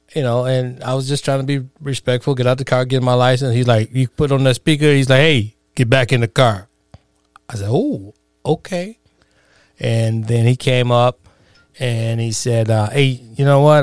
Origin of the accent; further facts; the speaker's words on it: Chicago, Illinois, United States; growing up in the, uh, inner cities of Chicago